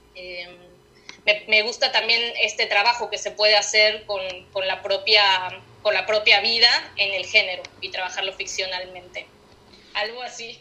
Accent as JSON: {"language": "Spanish", "region": "Mexico City", "country": "Mexico", "tie": "born or raised there", "moved": "as an adult", "lives_now": "Buenos Aires, Argentina", "said": "nací en el DF y viví ahí hasta que hasta los 26 años"}